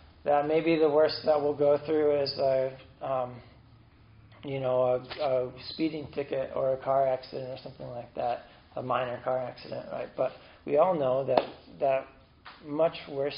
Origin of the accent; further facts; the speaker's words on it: United States; As an American